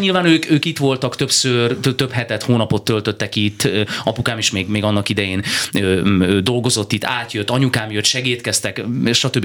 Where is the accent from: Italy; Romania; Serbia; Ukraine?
Ukraine; Berehove, Zakarpattia Oblast; moved away as an adult; now in Hungary; büszke vagyok arra, hogy, hogy Beregszászot születtem, és én tényleg egy olvasztó tégelyben nőttem fel